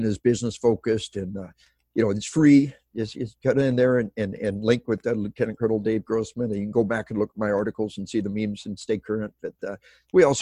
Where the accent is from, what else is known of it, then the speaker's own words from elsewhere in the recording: Arkansas, United States; moved away; We are from Arkansas